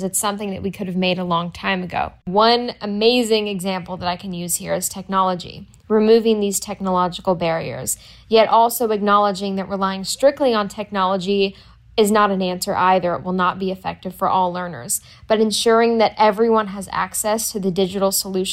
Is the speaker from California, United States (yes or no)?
yes; Los Angeles, California, United States; I am from Los Angeles, California